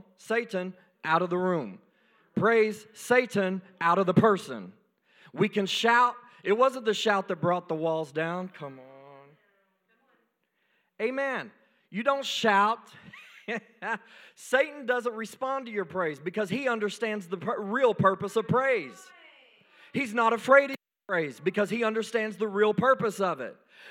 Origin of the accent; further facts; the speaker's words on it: United States; I am a veteran. I am an American citizen